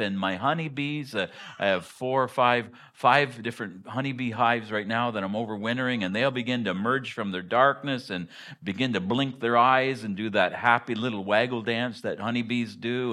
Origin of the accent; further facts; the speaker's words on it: Hartington, Ontario, Canada; moved away as an adult; also born or lived in Harrowsmith, Ontario / Ottawa; now in Willow, United States; I grew, I grew up in Hardington, Ontario, which is even more in the sticks than Harrowsmith.